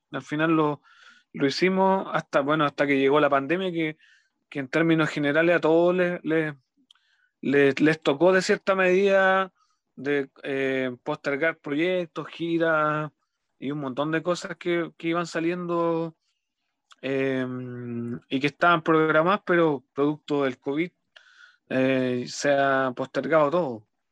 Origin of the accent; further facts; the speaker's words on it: Los Ángeles, Biobío, Chile; soy de Los Ángeles, de la, ciudad de Los Ángeles, eh, región del Biobío